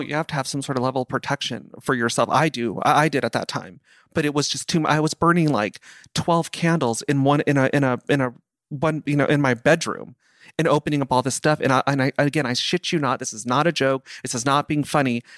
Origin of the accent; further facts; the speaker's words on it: Simi Valley, California, United States; I grew up in Simi Valley